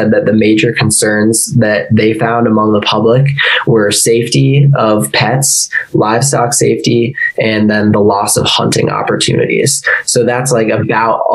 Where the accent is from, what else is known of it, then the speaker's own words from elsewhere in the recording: Illinois, United States; moved away as an adult; now in Colorado, United States; I'm from Illinois